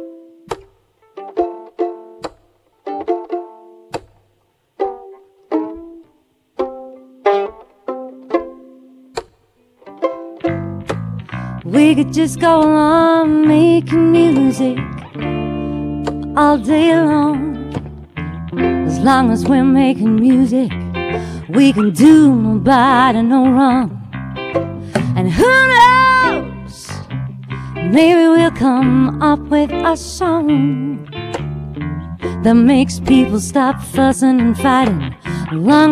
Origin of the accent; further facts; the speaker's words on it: South Africa; moved away as an adult; also born or lived in London; now in Australia; I'm South African born and bred